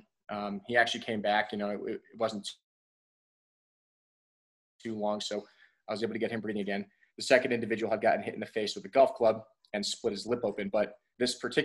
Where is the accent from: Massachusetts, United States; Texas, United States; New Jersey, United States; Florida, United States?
New Jersey, United States; also born or lived in Poughkeepsie, New York; I was born in Poughkeepsie, New York in the United States and grew up in New Jersey